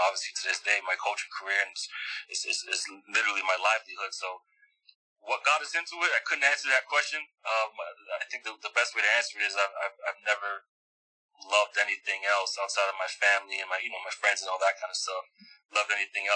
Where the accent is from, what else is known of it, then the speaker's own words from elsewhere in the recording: Montreal, Quebec, Canada; moved away; Born and raised in Uptown, never lived in another neighborhood in Montreal